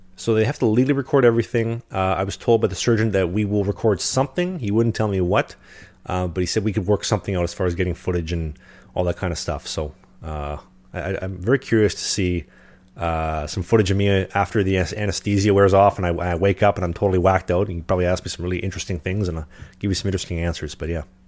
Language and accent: English; Winnipeg, Manitoba, Canada; I'm from Winnipeg